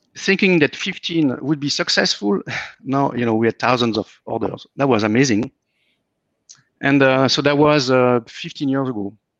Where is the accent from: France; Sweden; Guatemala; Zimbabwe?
France; moved away as an adult; now in Austin, United States; I'm coming from France